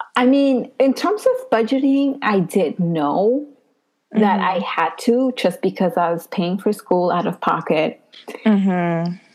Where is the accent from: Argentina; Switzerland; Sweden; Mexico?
Mexico; Puebla; now in New York, United States; I am from Puebla